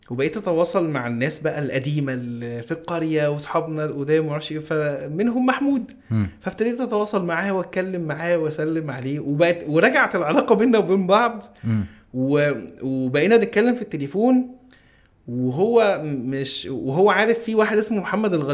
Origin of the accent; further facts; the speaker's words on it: Alexandria, Alexandria Governorate, Egypt; انا اسكندراني ومحمود من من آه، من القاهره وبنتقابل كلنا وكده